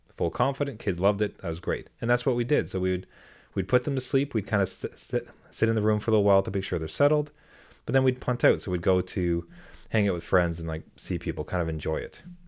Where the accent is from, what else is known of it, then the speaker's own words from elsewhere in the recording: Canada; I'm very Canadian in that I have two skin colors